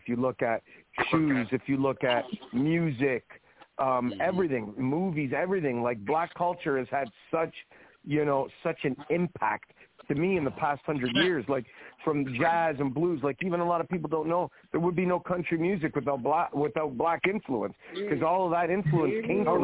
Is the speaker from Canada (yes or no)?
yes; Canada; our parents are Italian immigrants, came to Canada